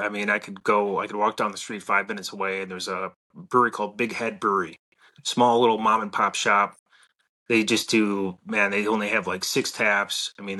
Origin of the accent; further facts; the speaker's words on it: Milwaukee, Wisconsin, United States; moved away as an adult; also born or lived in St. Louis, Missouri; born and raised in Wisconsin, Milwaukee, lived in St. Louis for the last 10 years. And I just moved back to, Milwaukee recently, just the last few months.